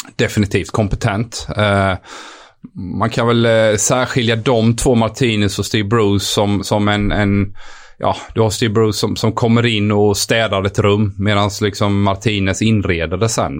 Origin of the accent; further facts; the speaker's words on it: Sweden; moved away as an adult; som svensk kille